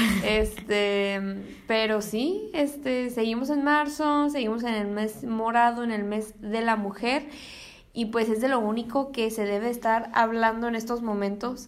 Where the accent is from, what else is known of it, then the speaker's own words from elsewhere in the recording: Mexico; siendo mexicanos